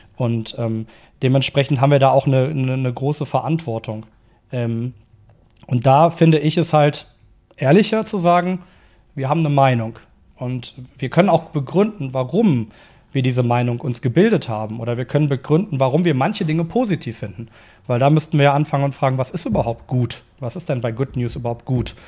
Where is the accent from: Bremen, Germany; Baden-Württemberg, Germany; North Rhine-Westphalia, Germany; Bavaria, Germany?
North Rhine-Westphalia, Germany; Cologne; Also ich komme aus Köln